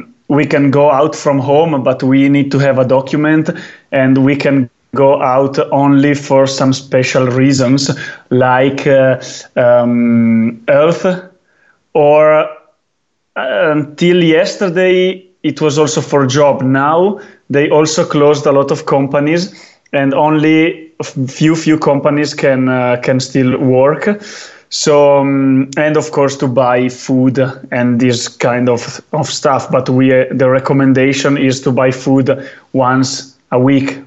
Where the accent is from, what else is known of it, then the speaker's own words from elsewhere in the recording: Val di Fiemme, Trentino-Alto Adige, Italy; English is a second language; I was born in Val di Fiemme, and Val di Fiemme is right now one of the few, capitals of skiing